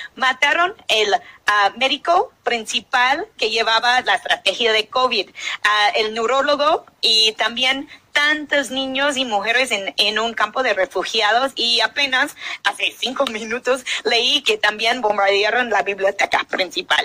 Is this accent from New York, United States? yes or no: yes; New York, United States; son colonos que llegan de donde soy yo, que llegan de Nueva York